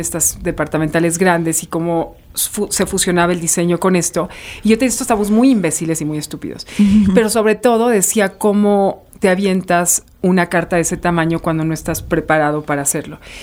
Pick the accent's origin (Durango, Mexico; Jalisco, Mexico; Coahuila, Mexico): Coahuila, Mexico; Saltillo; muy del norte soy de Saltillo